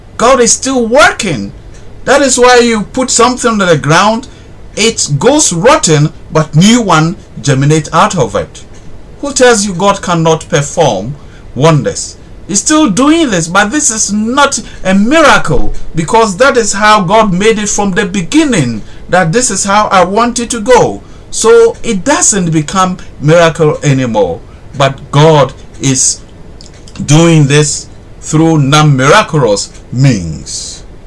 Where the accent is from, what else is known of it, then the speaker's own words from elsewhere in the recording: Ghana; I'm a Ghanaian